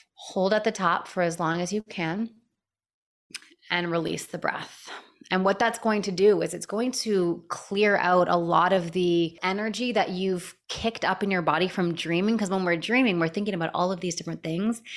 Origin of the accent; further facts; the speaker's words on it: Canada; now in San Diego, United States; I was living in Canada at the time. I'm Canadian.